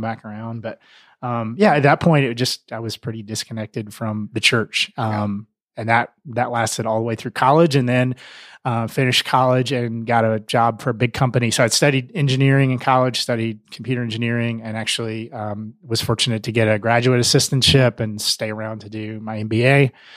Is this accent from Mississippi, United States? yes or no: yes; Mississippi, United States; moved away as an adult; also born or lived in Middle Tennessee / Atlanta, Georgia; now in Denver, United States; I grew up in the South, which um, the long version of that, I was born in Middle Tennessee, just west of Nashville, a really tiny town, uh, and then moved to Mississippi when I was in uh, elementary school